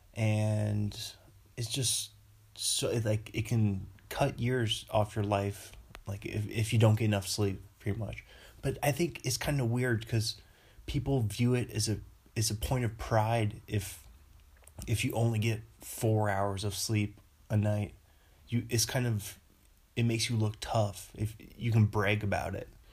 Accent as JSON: {"language": "English", "town": "Bothell", "region": "Washington", "country": "United States", "moved": "yes", "said": "back home in Bothell"}